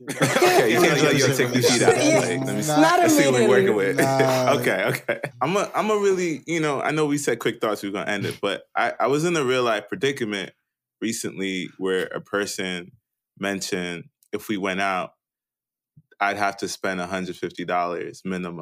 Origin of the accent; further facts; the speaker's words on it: Jamaica; I'm Jamaican.